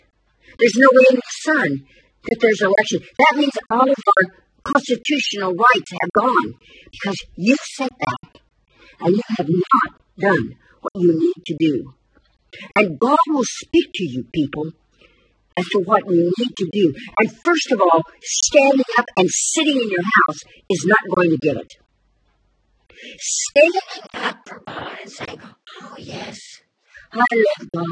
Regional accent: United States; I'm an American

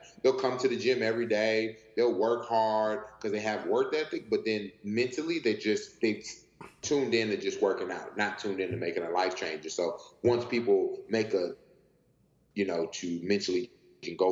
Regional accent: Houston, Texas, United States; moved away as an adult; also born or lived in Santa Monica; I'm from Houston, Texas

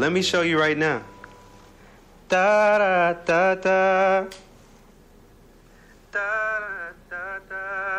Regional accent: El Paso, Texas, United States; moved away; also born or lived in Germany; I'm an artist from El Paso, Texas, 22 years old. And fun fact, I lived in Germany for 6 years.

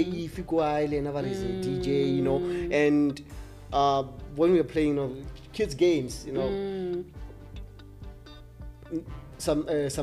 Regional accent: Limpopo, South Africa; a lot of us, actually, the DJs from Limpopo, we all passed through University of Limpopo

